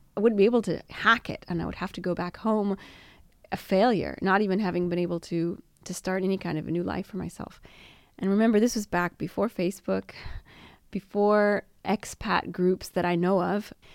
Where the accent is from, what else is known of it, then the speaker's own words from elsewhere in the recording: United States; now in Italy; being American